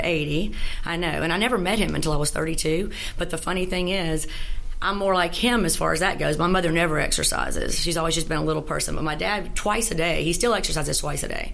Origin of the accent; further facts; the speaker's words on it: Shreveport, Louisiana, United States; also born or lived in Natchitoches, Louisiana; I was born in Natchitoches, but I moved to Shreveport when I was seven and a half. Okay. And, you know, grew up here in the Caddo schools